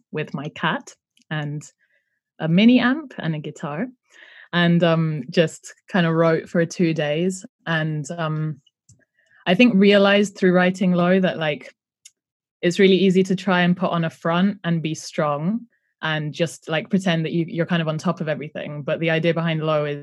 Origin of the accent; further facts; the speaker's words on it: Greece; my dad is Greek. I grew up in Greece